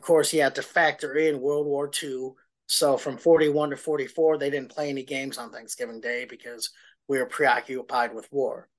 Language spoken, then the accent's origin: English; Wisconsin, United States; moved away as an adult; also born or lived in Ohio / Minnesota